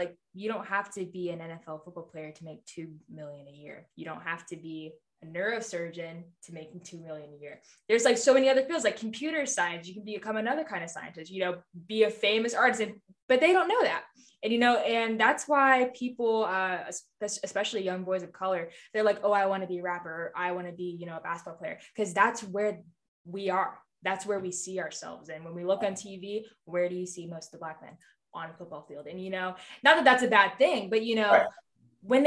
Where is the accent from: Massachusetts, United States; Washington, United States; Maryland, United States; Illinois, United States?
Maryland, United States; I'm from Maryland.